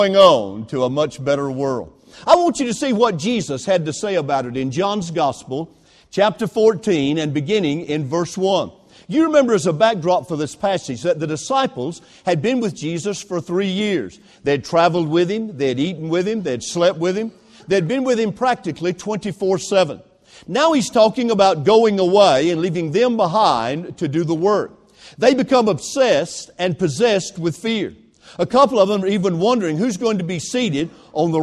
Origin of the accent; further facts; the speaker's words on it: Greenville, South Carolina, United States; When I was a boy growing up in a textile mill village back in my hometown of Greenville, South Carolina